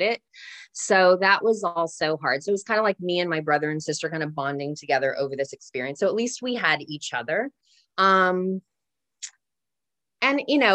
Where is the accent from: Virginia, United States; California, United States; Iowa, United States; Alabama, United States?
California, United States; Santa Ynez; I grew up predominantly in Santa Ynez